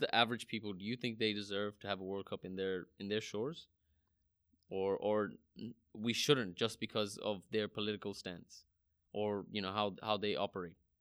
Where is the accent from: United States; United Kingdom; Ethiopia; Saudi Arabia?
Saudi Arabia; I grew up in Saudi Arabia